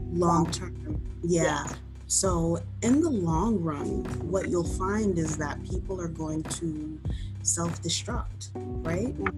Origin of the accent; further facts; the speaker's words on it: New York City, New York, United States; I am a city girl, born and raised in the Bronx